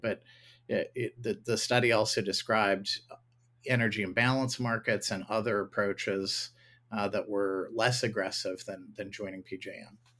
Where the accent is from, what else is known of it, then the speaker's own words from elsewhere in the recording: Ohio, United States; my home state of Ohio